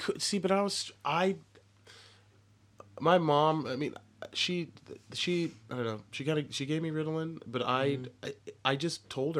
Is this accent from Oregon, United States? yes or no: yes; Portland area, Oregon, United States; also born or lived in Texas; I was born in Texas and then right. moved up here. So I was in the Portland area